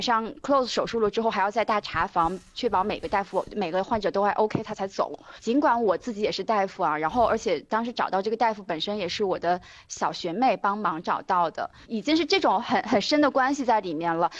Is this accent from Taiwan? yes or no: no; Qingdao, Shandong, China; moved away; also born or lived in Beijing; 我家是青岛的